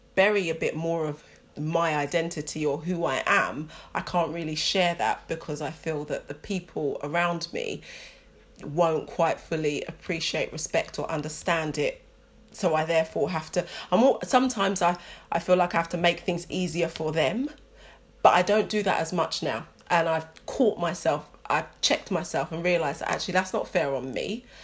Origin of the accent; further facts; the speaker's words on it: London, United Kingdom; I'm British or I'm from London